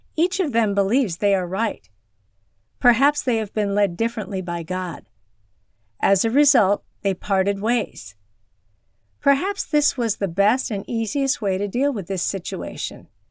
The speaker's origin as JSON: {"language": "English", "country": "China", "tie": "born or raised there", "moved": "yes", "said": "my hometown in rural China"}